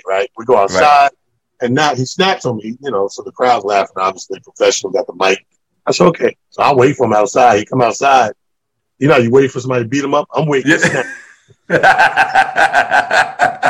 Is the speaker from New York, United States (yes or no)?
yes; Mount Vernon, New York, United States; on the border of our hometown, Mount Vernon